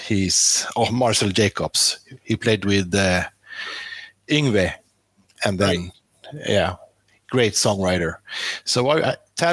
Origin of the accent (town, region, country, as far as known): Sweden; born or raised there